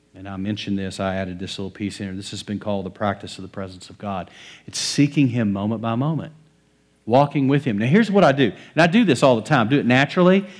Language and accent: English; West Texas, United States; I grew up in West Texas, middle of cotton fields